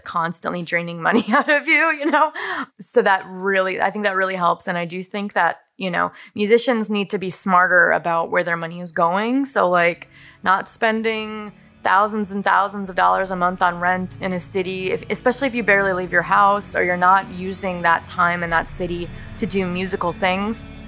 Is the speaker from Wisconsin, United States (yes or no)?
yes; Wisconsin, United States; I built a house on the land where I grew up